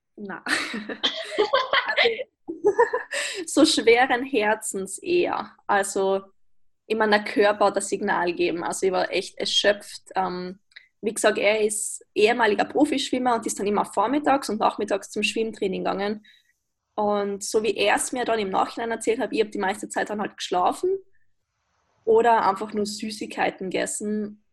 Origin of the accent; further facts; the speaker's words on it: Austria; wie man vermutlich hören kann, ich bin aus Österreich